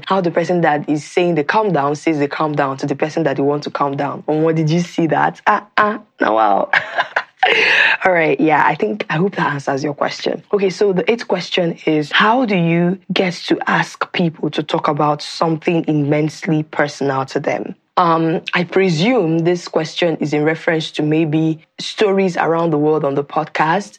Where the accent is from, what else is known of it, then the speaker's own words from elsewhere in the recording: Nimo, Anambra, Nigeria; I am from Nigeria. I am from Anambra State, in a town called Nimo in Anambra State